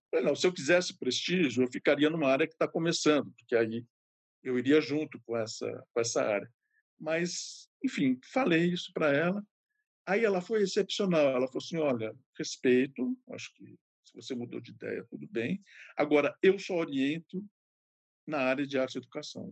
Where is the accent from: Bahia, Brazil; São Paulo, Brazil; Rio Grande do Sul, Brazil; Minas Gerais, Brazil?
São Paulo, Brazil; Ribeirão Preto; eu sou de Ribeirão Preto, que é o interior de São Paulo